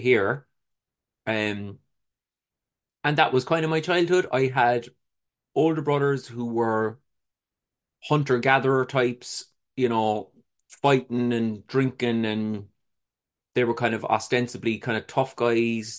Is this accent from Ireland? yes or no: yes; Cork, Munster, Ireland; I was born in Cork City in Ireland. It was a humble, uh, upbringing, I would say